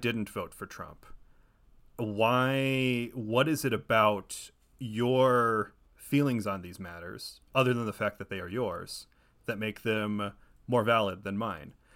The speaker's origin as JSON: {"language": "English", "region": "Ohio", "country": "United States", "moved": "as an adult", "lives_now": "Los Angeles, United States", "said": "I'm originally from Ohio, but I've lived in Los Angeles since twenty fifteen"}